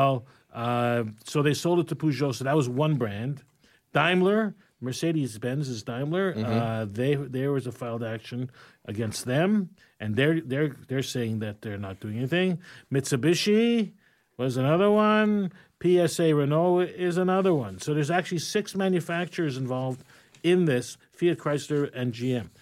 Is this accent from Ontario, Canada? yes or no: yes; Toronto, Ontario, Canada; also born or lived in Florida; I come from Toronto